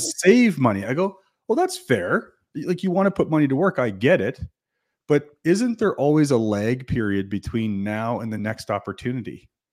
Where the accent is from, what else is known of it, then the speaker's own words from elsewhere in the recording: New Brunswick, Canada; now in Calgary, Canada; I'm from New Brunswick